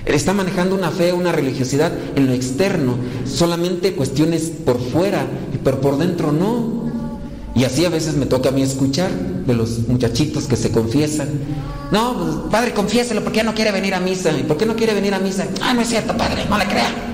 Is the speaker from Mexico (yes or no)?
yes; Mexico; así somos los mexicanos